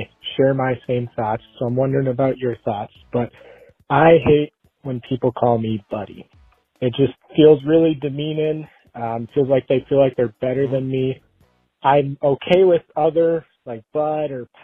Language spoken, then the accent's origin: English; Minnesota, United States; I'm from Minnesota